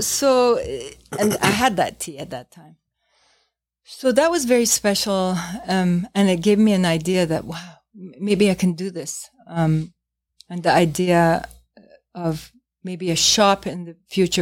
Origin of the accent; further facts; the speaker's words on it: New York City, New York, United States; moved away as an adult; as a New Yorker